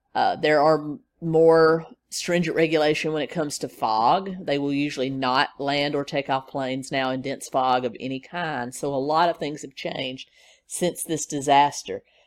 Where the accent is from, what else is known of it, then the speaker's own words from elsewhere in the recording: Nashville, Tennessee, United States; my hometown in Nashville, Tennessee